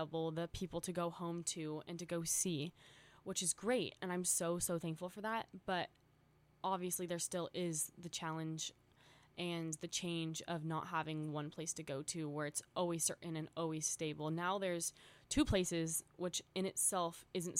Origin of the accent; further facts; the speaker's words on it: an hour away from Los Angeles, California, United States; moved away as an adult; now in Los Angeles, United States; I just moved to Los Angeles, which isn't that much of a change geographically. It's an hour away from my hometown